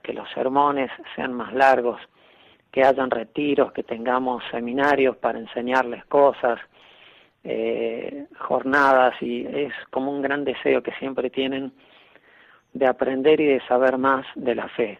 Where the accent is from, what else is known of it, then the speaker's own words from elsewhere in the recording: San Luis, Argentina; moved away; yo soy argentino, de una ciudad que se llama San Luis. A los oriundos de San Luis nos dicen puntanos, así que puedo decir puntano de pura cepa